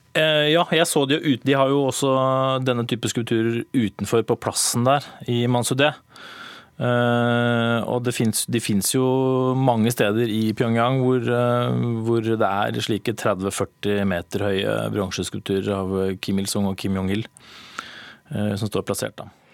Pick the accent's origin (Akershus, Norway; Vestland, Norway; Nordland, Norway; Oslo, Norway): Oslo, Norway; also born or lived in Bergen / Berlin; Jeg er eh, Oslo-gutt